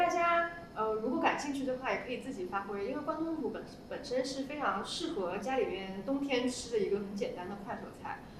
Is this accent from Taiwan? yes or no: no; North China, China; 人，作为北方人，我没有听过这道